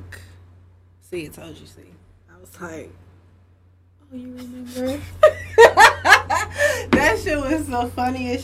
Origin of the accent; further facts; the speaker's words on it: Chicago, Illinois, United States; I grew up in Humble Park. Like, so I grew up in Humble Park, Logan Square